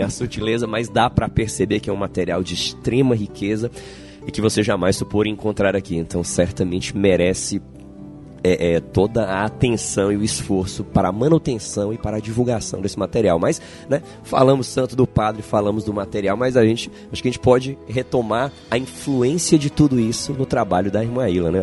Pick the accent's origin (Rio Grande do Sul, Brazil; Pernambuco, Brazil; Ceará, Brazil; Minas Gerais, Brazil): Ceará, Brazil; Fortaleza; Eu, como, como fortalezense